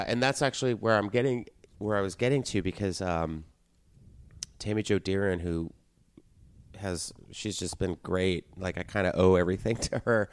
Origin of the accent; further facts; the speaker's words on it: Texas, United States; moved away; I grew up in Texas